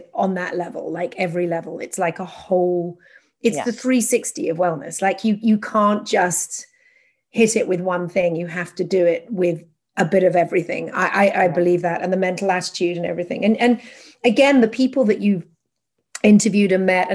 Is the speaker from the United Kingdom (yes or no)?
yes; England, United Kingdom; now in United States; an English person living in America